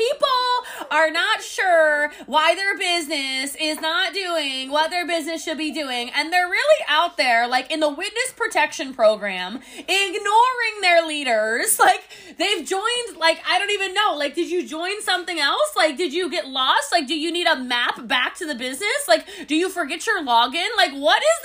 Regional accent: Dallas, Texas, United States; I'm from Dallas

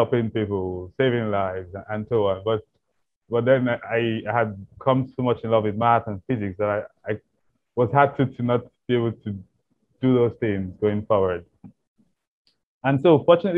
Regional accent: Nigeria; growing up in Nigeria

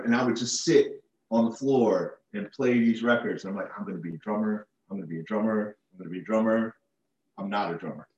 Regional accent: Falls Church, Virginia, United States; I was born in grew up in Falls Church

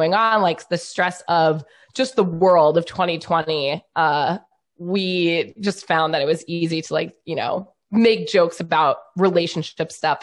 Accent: New York, United States; I'm from New York

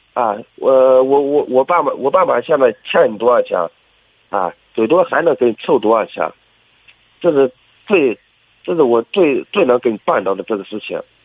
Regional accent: Shanxi, China; 我是山西的

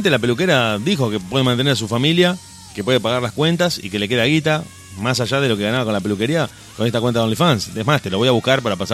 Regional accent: Uruguay; como si nosotros los uruguayos decimos, no, yo soy argentino, ah, yo soy uruguayo, somos los mismos, iguales.

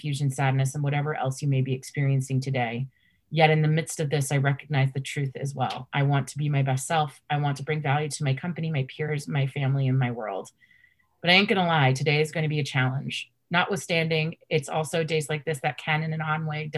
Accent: Washington, District of Columbia, United States; growing up in Washington, D.C.

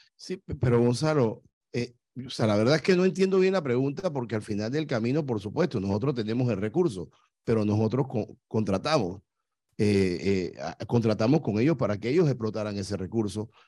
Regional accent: Panama; yo soy panameño

